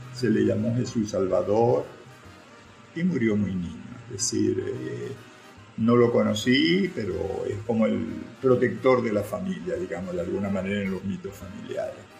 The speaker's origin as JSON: {"language": "Spanish", "town": "Maracaibo", "region": "Zulia", "country": "Venezuela", "tie": "born or raised there", "said": "nací donde nací, que fue en Vallefríos"}